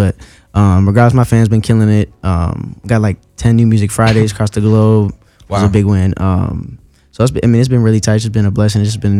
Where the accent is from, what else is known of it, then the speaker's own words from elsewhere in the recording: East Coast, United States; also born or lived in Pittsburgh / Charlotte; now in Los Angeles, United States; I'm from the East Coast